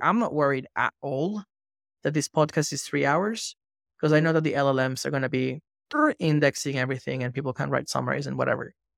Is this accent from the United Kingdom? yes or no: no; Venezuela; moved away; growing up in Venezuela